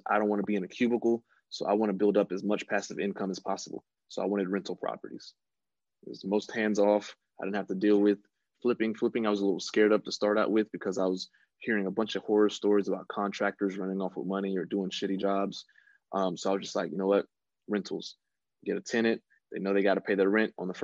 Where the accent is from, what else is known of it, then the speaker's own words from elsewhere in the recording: West Palm Beach, Florida, United States; moved away; back in my hometown, West Palm Beach, Florida